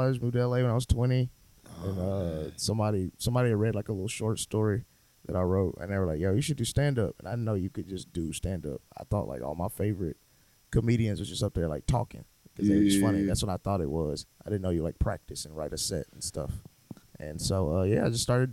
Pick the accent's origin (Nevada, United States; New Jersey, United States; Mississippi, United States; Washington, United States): Mississippi, United States; moved away as an adult; also born or lived in Los Angeles; now in New York, United States; I'm from the South, from Mississippi. Grew up out there, very religious upbringing.